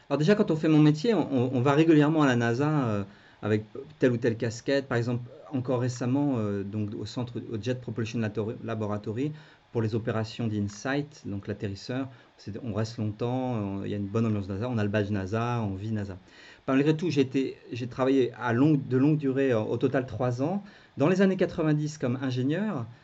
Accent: France; quand on est français

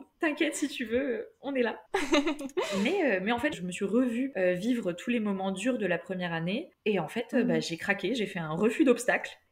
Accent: Toulouse, Occitania, France; moved away as an adult; now in Lyon, France; je viens de Toulouse

